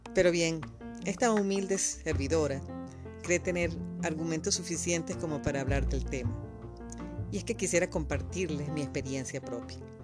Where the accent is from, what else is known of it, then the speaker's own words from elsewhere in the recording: Venezuela; moved away as an adult; yo salgo escapando de Venezuela por los mismos motivos, porque yo fui objeto de también muchos robos allá